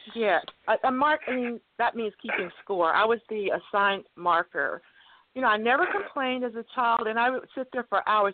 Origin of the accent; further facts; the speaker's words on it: Cameron, Texas, United States; also born or lived in California; I grew up. I was born in Cameron, Texas, and we lived in Texas